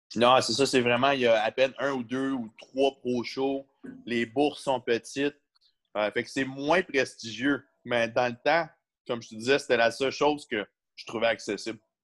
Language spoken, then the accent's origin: French; Canada; Je viens du Canada